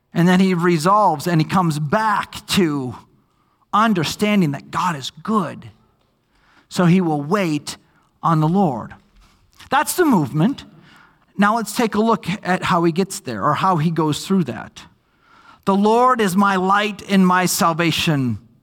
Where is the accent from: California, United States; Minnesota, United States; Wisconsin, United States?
Minnesota, United States; moved away; I grew up in Minnesota